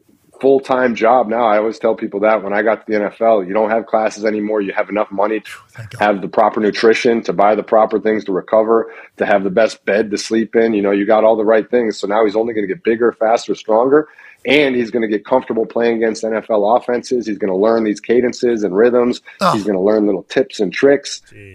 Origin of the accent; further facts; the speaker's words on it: Wisconsin, United States; I grew up in Wisconsin.